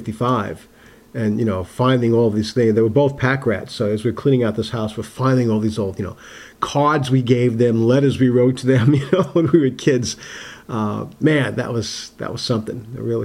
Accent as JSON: {"language": "English", "town": "Uniondale", "region": "New York", "country": "United States", "tie": "born or raised there", "said": "Growing up on Long Island in the late 50s and early 60s was a great place. Actually, where I grew up in Nassau County in Uniondale, it was a lot like, say, South Portland."}